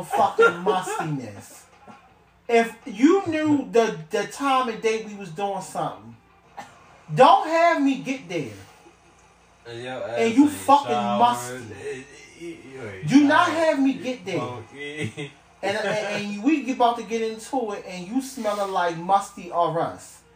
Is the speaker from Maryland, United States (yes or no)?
yes; Maryland, United States; I'm from Maryland where the rats will ride the platform, not the fucking train